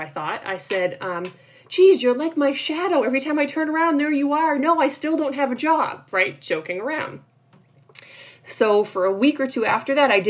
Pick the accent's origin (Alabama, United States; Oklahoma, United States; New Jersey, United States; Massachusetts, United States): Massachusetts, United States; North Shore of Boston; also born or lived in Cape Cod, Massachusetts; I grew up on the North Shore of Boston